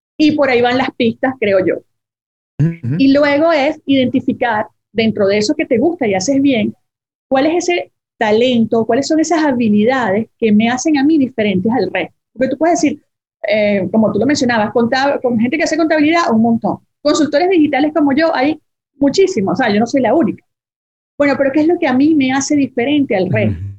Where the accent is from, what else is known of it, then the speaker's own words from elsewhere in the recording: Venezuela; Yo hice 10 años de vida corporativa en mi país, soy venezolana